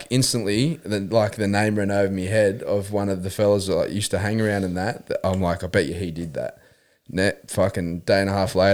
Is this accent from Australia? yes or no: yes; Australia; I'm as Aussie as you can get.